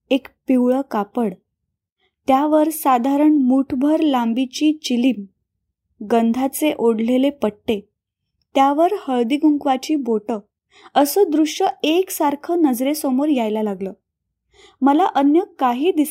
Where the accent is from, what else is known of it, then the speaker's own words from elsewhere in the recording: Sangli, Maharashtra, India; now in Pofali, India; सांगली माझं माहेर आणि पोफळी माझं सासर एकोणीसशे चौऱ्याहत्तरला माझं लग्न झालं